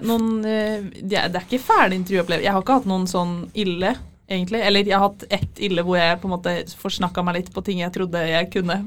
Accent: Fredrikstad, Østfold, Norway; Jeg har ikke så veldig dialekt, jeg er fra Fredrikstad.

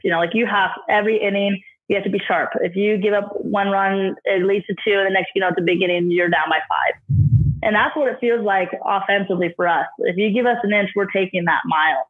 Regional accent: Idaho, United States; now in Ogden, United States; I grew up in Idaho a lot too.

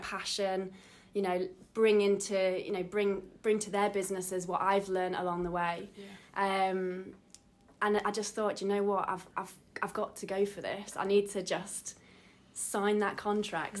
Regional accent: Derby, East Midlands, United Kingdom; moved away as an adult; I'm originally from Derby, moved back um, after 10 years away

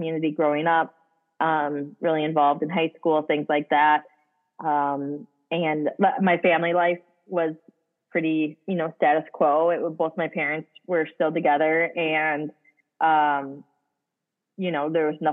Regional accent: Hudson, Wisconsin, United States; I was born and raised in Hudson, Wisconsin

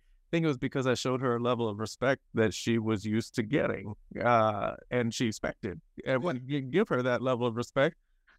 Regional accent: North Carolina, United States; I was raised in North Carolina by two Black parents

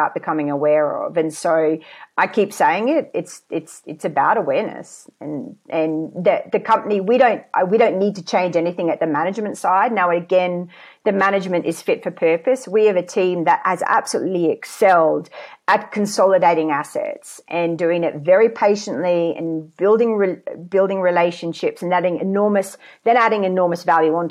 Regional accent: Queensland, Australia; moved away as an adult; I was born in Queensland

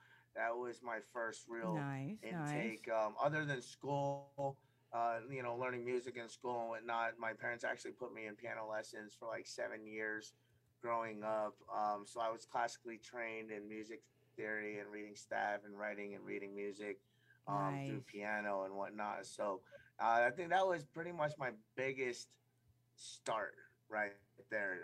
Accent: New York, United States; also born or lived in Thailand / Brooklyn, New York / New Jersey; I was born in Thailand. I was adopted when I was about 3 and a half and moved to upstate New York. My high school days, I grew up in Brooklyn

